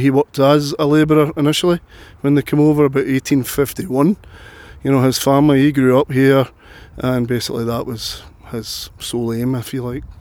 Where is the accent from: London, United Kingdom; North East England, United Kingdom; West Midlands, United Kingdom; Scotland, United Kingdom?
Scotland, United Kingdom; Glasgow; I was born in Glasgow.